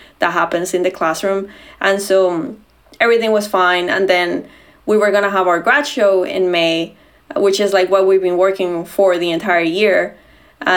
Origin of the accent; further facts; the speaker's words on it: Bogotá, Bogotá Capital District, Colombia; moved away as an adult; now in Washington, D.C., United States; I grew up in Bogota, which is like Colombia's capital